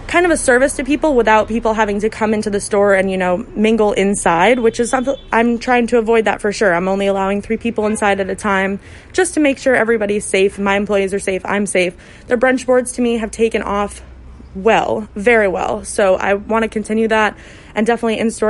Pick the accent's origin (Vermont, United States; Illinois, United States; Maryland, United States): Vermont, United States; now in Philadelphia, United States; my first job was as a busser in an Italian restaurant in Rutland, Vermont. I'm from Vermont